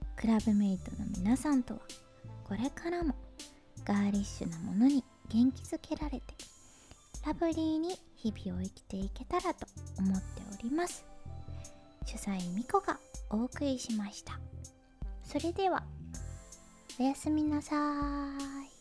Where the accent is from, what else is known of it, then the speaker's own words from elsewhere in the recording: Hyogo, Japan; moved away; 生まれ育ったのが兵庫県なんですけど